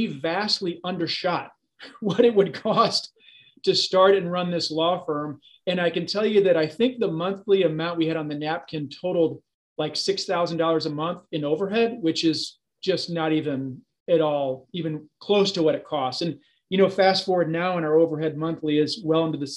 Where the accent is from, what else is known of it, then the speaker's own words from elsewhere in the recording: St. Louis, Missouri, United States; So I grew up here in St. Louis, grew up specifically in Baldwin. Homegrown here and educated here in St. Louis as well